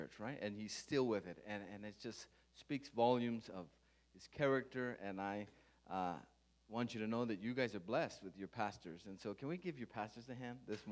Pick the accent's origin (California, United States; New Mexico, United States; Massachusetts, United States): New Mexico, United States; Las Cruces; my wife and I, we grew up in Las Cruces, New Mexico.